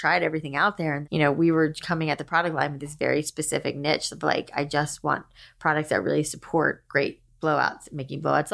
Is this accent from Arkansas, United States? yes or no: no; South Florida, United States; I grew up in South Florida